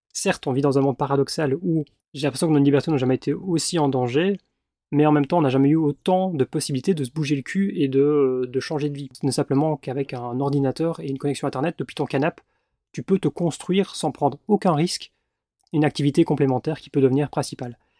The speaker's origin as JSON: {"language": "French", "country": "Belgium", "moved": "as an adult", "said": "j'ai dû squatter chez ma maman, parce que bah, j'avais pas de chez moi en Belgique"}